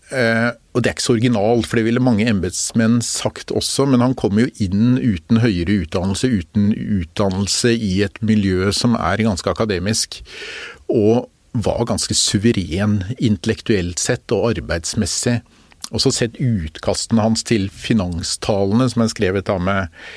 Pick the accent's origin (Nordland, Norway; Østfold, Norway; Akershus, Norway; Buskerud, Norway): Akershus, Norway; Bærum; also born or lived in Oslo; jeg vokste opp litt i Oslo og mest i Bærum